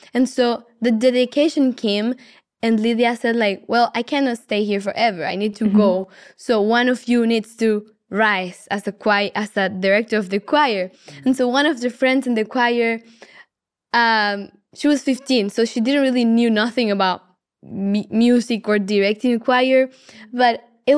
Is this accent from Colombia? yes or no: yes; Colombia; from Colombia.